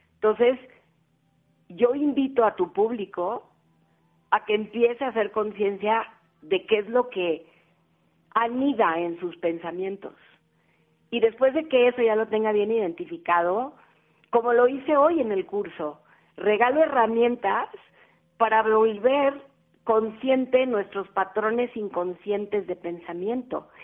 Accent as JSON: {"language": "Spanish", "town": "Cali", "region": "Valle del Cauca", "country": "Colombia", "moved": "yes", "lives_now": "Mexico", "said": "soy caleña con mucho orgullo"}